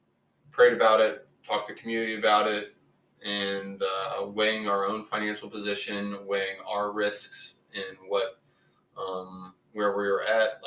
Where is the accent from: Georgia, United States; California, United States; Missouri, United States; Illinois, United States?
Missouri, United States; St. Louis; We're both from St. Louis and went to the same high school.